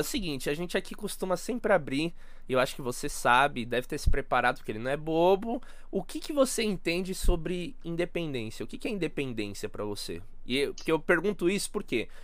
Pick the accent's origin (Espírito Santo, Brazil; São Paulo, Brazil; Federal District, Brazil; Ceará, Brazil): São Paulo, Brazil; como paulista, São Paulo